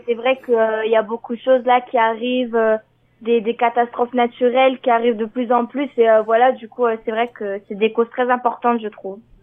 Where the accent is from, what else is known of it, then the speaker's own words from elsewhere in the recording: France; je suis née en France et du coup, ben oui, je suis originaire je suis albanaise du Kosovo